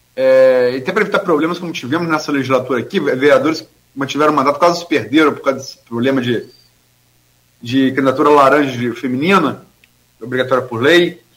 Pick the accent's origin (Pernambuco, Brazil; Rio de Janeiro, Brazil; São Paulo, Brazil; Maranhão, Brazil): Rio de Janeiro, Brazil; Campos dos Goytacazes; also born or lived in Niterói / Atafona; nem em Niterói onde eu nasci, nem em Campos onde fui criado, nem no Rio onde eu vivi e nem em Atafona onde eu morei 11 anos